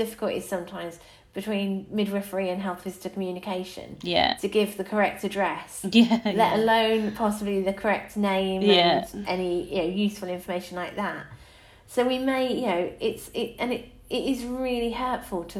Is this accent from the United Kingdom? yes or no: yes; England, United Kingdom; We're English